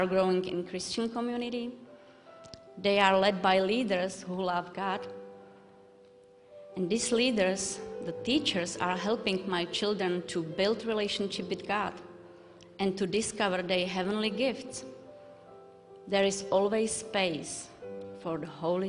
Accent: Moravské Budějovice, Vysočina Region, Czechia; English is a second language; moved away as an adult; now in Moravian Falls, United States; I'm from Czech Republic, from a small town called Moravské Budějovice.

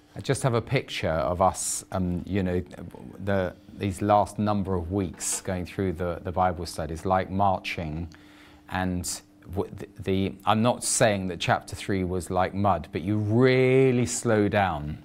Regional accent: England, United Kingdom; I'm just an Englishman

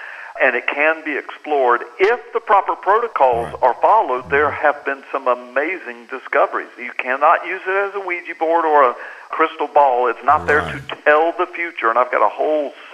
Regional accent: United States; I'm totally American.

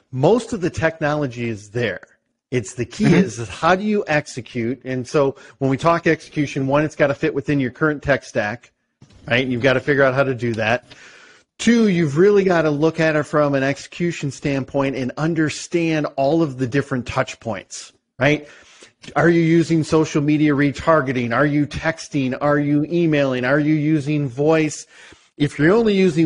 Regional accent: Michigan, United States; We're both from Michigan

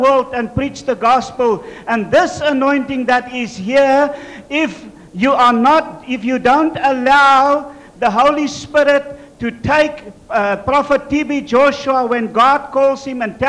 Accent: South Africa; I'm from South Africa

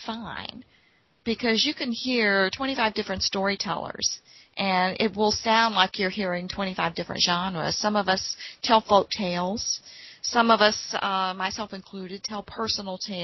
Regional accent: St. Paul, Virginia, United States; moved away; also born or lived in Portsmouth, Virginia / Norton, Virginia; I was actually raised in storytelling. I was born in St. Paul, Virginia, a coal mining camp at the time

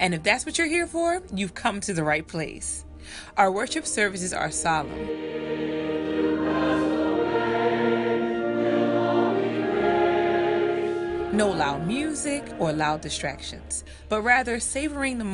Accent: Philadelphia, Pennsylvania, United States; my hometown of Philadelphia

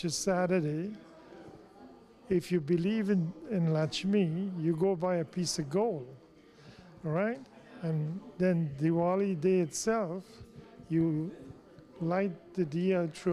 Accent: Success, Demerara-Mahaica, Guyana; moved away as an adult; also born or lived in England; now in United States; I was born in Success, East Coast Demerara, Guyana. I went to school in Cummings Lodge.

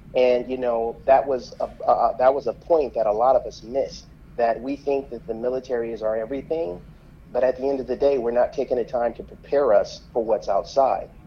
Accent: Flint, Michigan, United States; moved away as an adult; growing up in Flint, I was incredibly sheltered

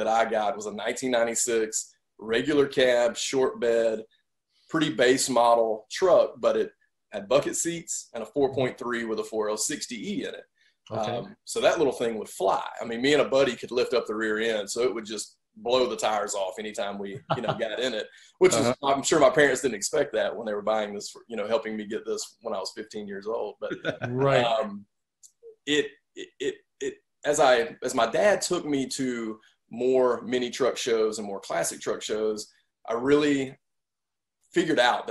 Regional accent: Cedartown, Georgia, United States; my hometown of Cedartown, Georgia, which is, I live about an hour away from there now

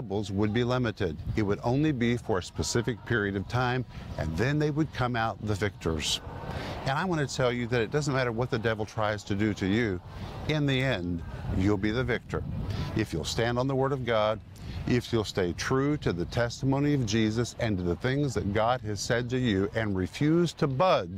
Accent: United States; I grew up in the United States.

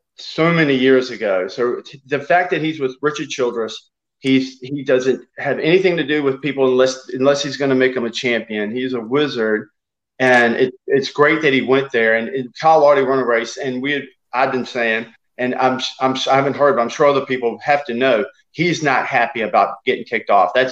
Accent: South Africa; eat chicken every day, but I'm from South Africa.

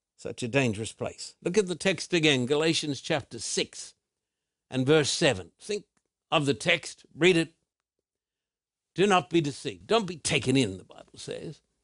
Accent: Australia; moved away; when I was a little boy growing up in Australia

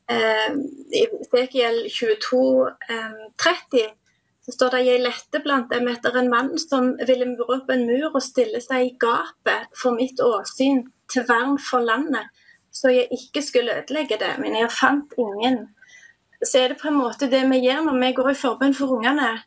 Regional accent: Dirdal, Rogaland, Norway; jeg kommer fra ei lita bygd som heter Dirdal

